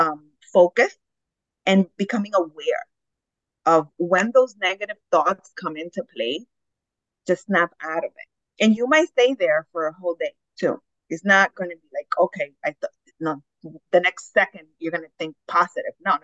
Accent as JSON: {"language": "English", "country": "Dominican Republic", "tie": "born or raised there", "moved": "yes", "said": "I was raised in Dominican Republic"}